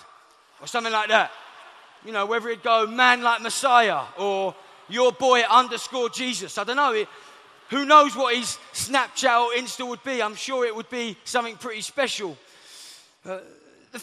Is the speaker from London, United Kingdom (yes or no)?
yes; London, United Kingdom; I'm from Southeast London